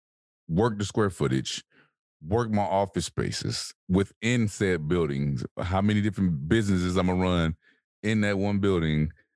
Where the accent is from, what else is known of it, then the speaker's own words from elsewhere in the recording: New York, United States; I'm from New York.